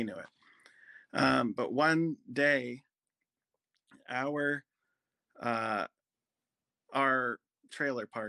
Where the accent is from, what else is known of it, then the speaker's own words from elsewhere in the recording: Goshen, Ohio, United States; I grew up in Goshen, Ohio